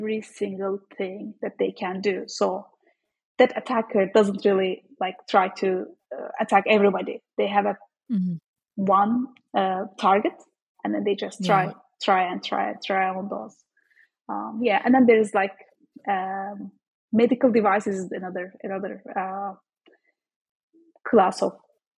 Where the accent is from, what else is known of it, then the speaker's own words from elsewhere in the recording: Turkey; moved away as an adult; now in United States; I am actually Turkish. I am from Turkey, so I studied there.